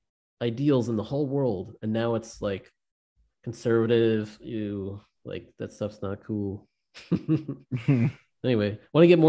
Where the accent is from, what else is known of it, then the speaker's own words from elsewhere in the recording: Northern California, United States; I'm from Northern California